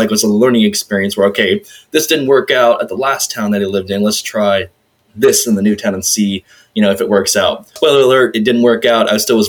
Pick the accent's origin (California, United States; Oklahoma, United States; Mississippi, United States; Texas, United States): Texas, United States; also born or lived in Chicago / Las Vegas; So even though I was born in Chicago, because my dad was stationed at the time, pretty much the rest of my childhood, we were just moving around to different parts of Texas